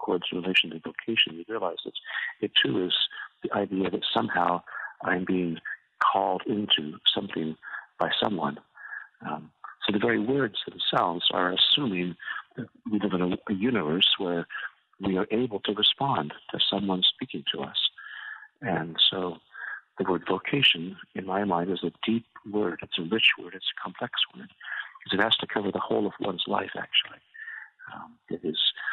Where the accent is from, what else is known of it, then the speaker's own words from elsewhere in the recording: Colorado, United States; I was born in the Rocky Mountains of Colorado, and my first summers were spent with my grandparents on a little ranch they had in the southwestern part of Colorado